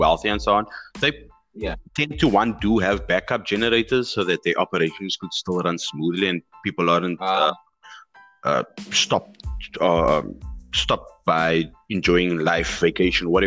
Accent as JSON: {"language": "English", "country": "South Africa", "said": "as a citizen of South Africa"}